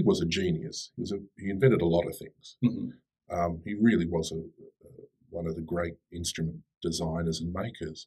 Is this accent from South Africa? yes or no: no; Australia; born or raised there; moved away as an adult; also born or lived in Sydney; now in Daejeon, South Korea